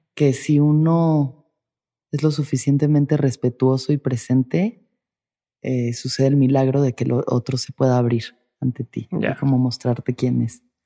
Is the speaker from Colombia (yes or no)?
no; Mexico